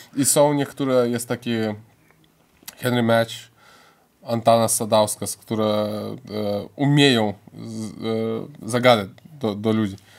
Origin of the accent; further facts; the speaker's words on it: Lithuania; pochodzę z rodziny polskiej i żyje na Litwie